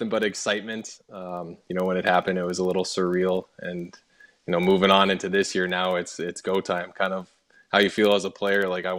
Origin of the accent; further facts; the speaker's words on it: Edmonton, Alberta, Canada; I grew up around the Oilers dressing room